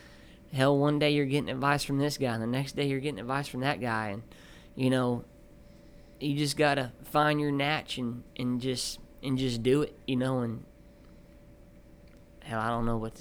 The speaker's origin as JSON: {"language": "English", "region": "South Texas", "country": "United States", "said": "I'm coming from South Texas."}